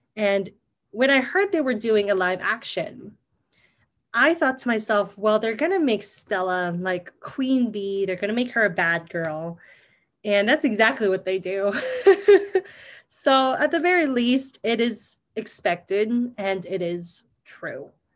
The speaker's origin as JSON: {"language": "English", "country": "Philippines", "said": "being Filipino"}